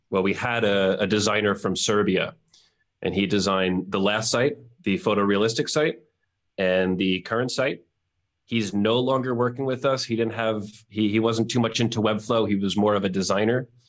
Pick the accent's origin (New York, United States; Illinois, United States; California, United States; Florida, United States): New York, United States; moved away as an adult; now in Mexico; I am born and bred in New York. Grew up there my whole life